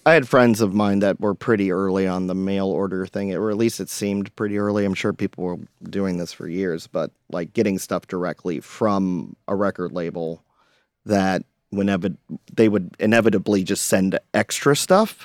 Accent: Hilton Head Island, South Carolina, United States; I grew up on Hilton Head

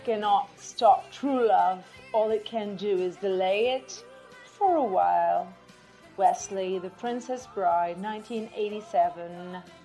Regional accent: Barcelos, Braga, Portugal; English is a second language; now in Matosinhos, Portugal; my hometown, for those who, doesn't, who don't know, is Barcelos. Uh, I'm living in Porto, Matosinhos but um, I grew up. I was born in Barcelos

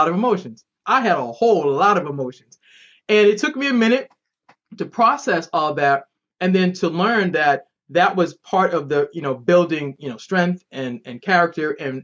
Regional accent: Boston, Massachusetts, United States; moved away as an adult; now in Maryland, United States; I'm originally from Boston. I now live in the great state of Maryland.

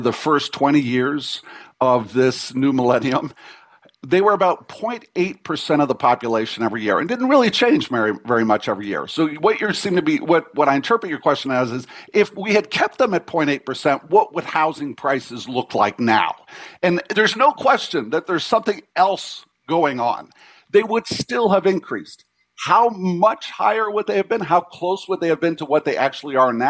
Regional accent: Mississauga, Ontario, Canada; I grew up in Mississauga in an immigrant community

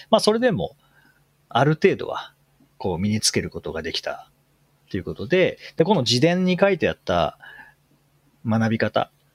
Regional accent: Japan; 僕らが、日本人が

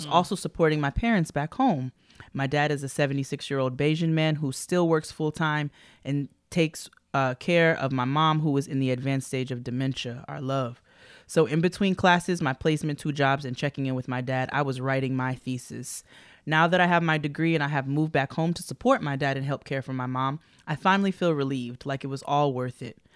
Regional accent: Texas, United States; I'm 23 and from Texas, and I'm proud to have graduated with three degrees in four and a half years.

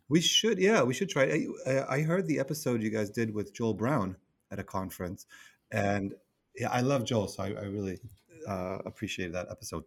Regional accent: Israel; now in New York City, United States; I live in New York City, and I'm originally from Israel

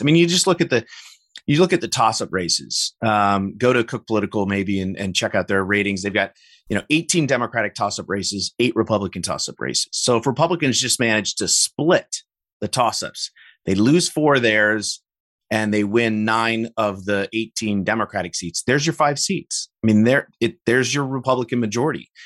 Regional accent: Illinois, United States; in my home state here of Illinois

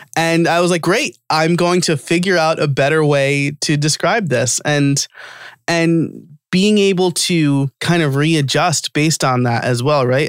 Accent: New York, United States; I'm from New York and I'm Italian

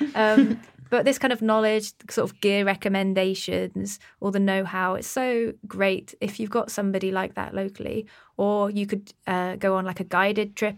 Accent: Exeter, South West England, United Kingdom; my hometown in Exeter

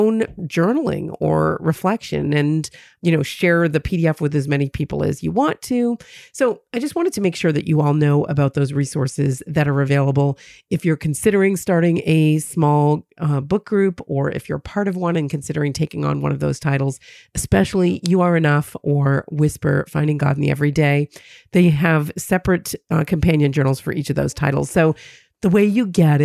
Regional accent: New Hampshire, United States; my home state of New Hampshire

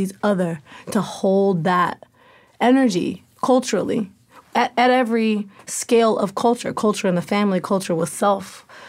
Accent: Portland, Oregon, United States; I'm from Portland, Oregon.

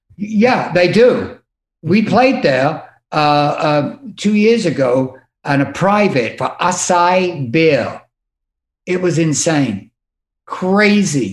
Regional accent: United Kingdom; one thing I have learned by being British is the art of actually insulting somebody

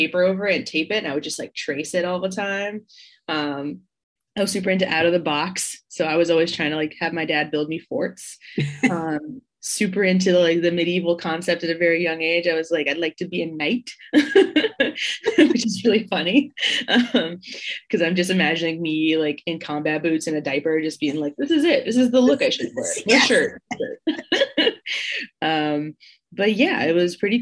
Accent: Baltimore, Maryland, United States; now in Philadelphia, United States; I live in Philadelphia, Pennsylvania, and I'm originally from Baltimore

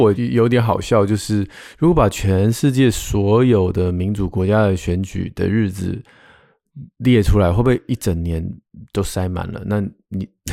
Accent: Taiwan; 我们台湾人的世界观，大概最常触及的就是美国而已

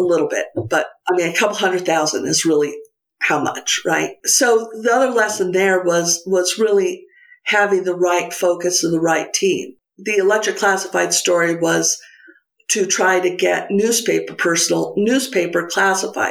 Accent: Santa Fe, New Mexico, United States; moved away as an adult; also born or lived in San Francisco / Alameda; Bought a house in Santa Fe, which is my hometown and where I'm coming to you today

